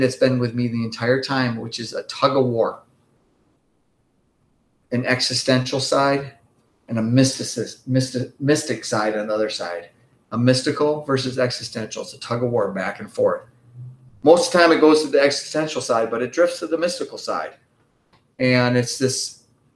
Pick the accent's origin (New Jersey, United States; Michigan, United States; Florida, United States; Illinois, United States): Michigan, United States; Grand Rapids; moved away; I grew up in Grand Rapids, Michigan